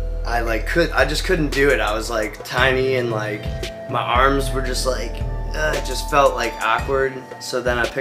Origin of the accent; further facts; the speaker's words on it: Cleveland, Ohio, United States; I'm from Cleveland, Ohio, and I'm back